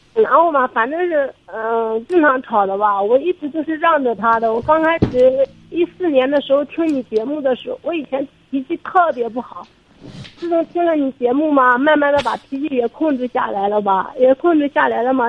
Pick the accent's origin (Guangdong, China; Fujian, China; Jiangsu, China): Jiangsu, China; Suzhou; 我是江苏苏州这里